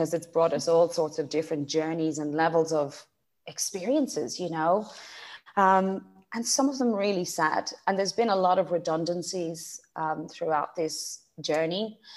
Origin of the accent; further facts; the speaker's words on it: Graiguenamanagh, Leinster, Ireland; accent: Irish; moved away as an adult; also born or lived in Dublin; now in Australia; I'm from Dublin, but I grew up in a beautiful part of the world called Greignamana, County Kilkenny.